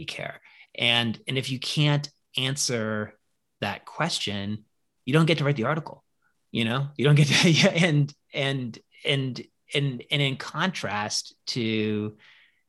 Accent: Newton, Massachusetts, United States; I grew up in Newton, which is like one of the, like the first ring of Western suburbs outside

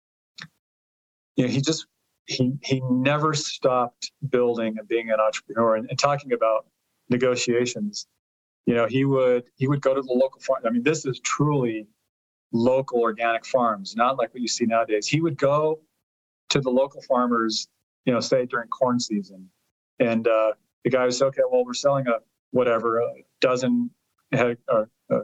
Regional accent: Colorado, United States; first language Italian; English is a second language; I didn't speak English until I was 5 or 6, even though I was born here in 1966

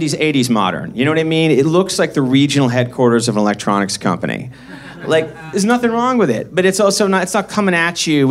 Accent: Boston, Massachusetts, United States; also born or lived in San Francisco, United States; now in Los Angeles, United States; I grew up in Boston, Mass

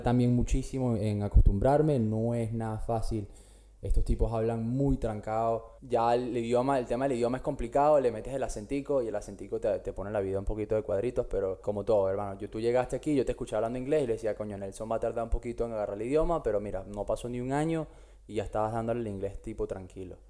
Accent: Caracas, Capital District, Venezuela; moved away as an adult; now in Australia; yo soy de Caracas, estudié comunicación social en la Monte Ávila hasta que, como todos sabemos, el país se fue para la mierda y yo agarré mis maletas en el 2013

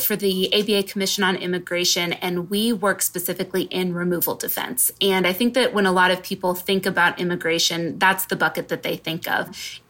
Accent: West Coast, United States; also born or lived in New York; now in San Diego, United States; I'm from the West Coast originally. And so I ended up moving to San Diego.

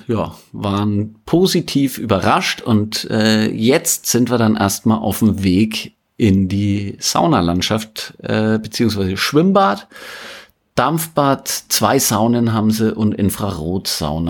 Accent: Fichtel Mountains, around Weißenstadt, Bavaria, Germany; moved away; ich bin ja da aufgewachsen in der Gegend

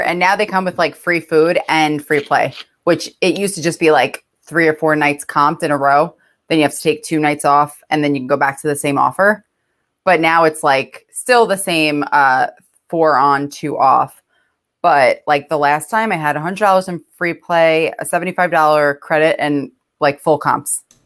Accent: New York, United States; I'm from New York

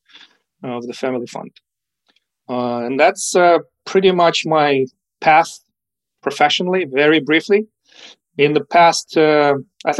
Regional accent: Ukraine; English is a second language; moved away as an adult; also born or lived in Moscow; I was born in the USSR. This gives you an idea of how old I might be. I spent my childhood in Ukraine, and that's where I get my accent from.

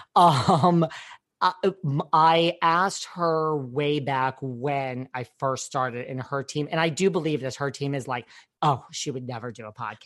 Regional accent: New York, United States; I'm from New York

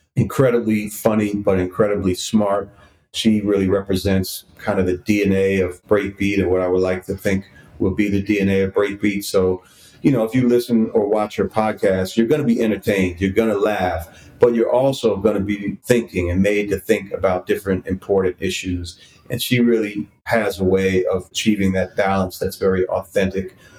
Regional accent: Washington, District of Columbia, United States; moved away as an adult; also born or lived in New York; I had been living back in DC a few years ago, which is my hometown.

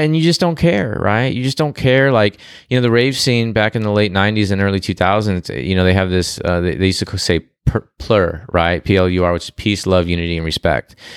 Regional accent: Glendale, California, United States; moved away as an adult; also born or lived in Canoga Park, California; now in Texas, United States; I was born, uh, in Glendale, and I, and I grew up in Glendale and spent half my life in Glendale and my other half in, uh, Canoga Park, which is San Fernando Valley

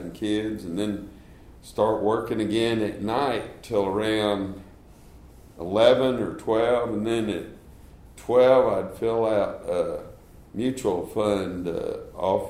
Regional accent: Dallas, Texas, United States; now in Houston, United States; I grew up in Dallas, Texas, went to St. Mark's in Dallas

